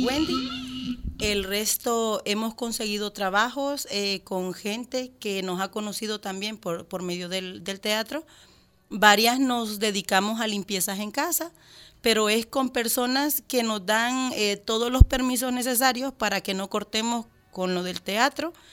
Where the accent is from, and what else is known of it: El Salvador